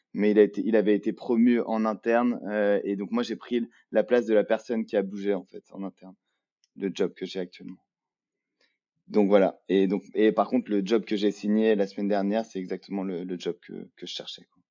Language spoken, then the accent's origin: French; Lyon, Auvergne-Rhône-Alpes, France; moved away; je suis français, je viens de Lyon